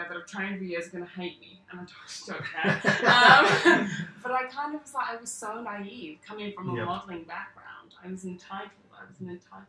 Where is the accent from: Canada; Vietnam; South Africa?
South Africa; now in Sydney, Australia; grew up in South Africa